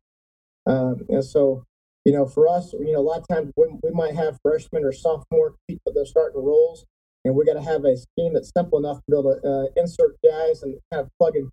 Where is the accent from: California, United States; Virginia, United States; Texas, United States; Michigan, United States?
Texas, United States; Keller; moved away as an adult; also born or lived in Salina, Kansas; I grew up in Keller, Texas, and grew up there my whole life